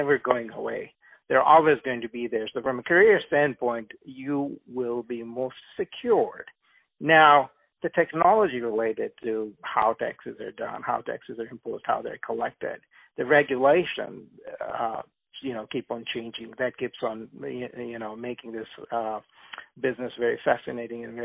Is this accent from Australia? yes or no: no; India; also born or lived in Uganda; now in United States; I was born in Uganda, East Africa. I lived in India for about 12 years, and then I moved to the United States.